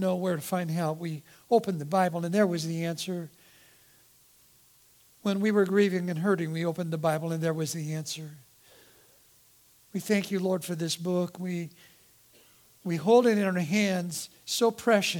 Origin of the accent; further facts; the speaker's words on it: Eugene, Oregon, United States; I grew up in Eugene, Oregon